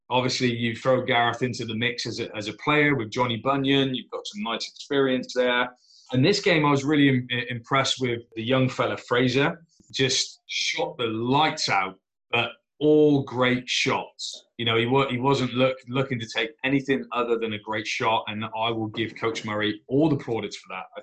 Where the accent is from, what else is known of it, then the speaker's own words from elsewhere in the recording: Plymouth, South West England, United Kingdom; Go to my hometown team, the Plymouth Raiders.